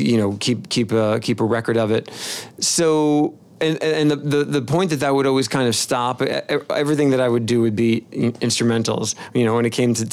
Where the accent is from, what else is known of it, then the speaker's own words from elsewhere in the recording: Rutherford, New Jersey, United States; moved away as an adult; now in Memphis, United States; From New Jersey, northern New Jersey, town called Rutherford, I grew up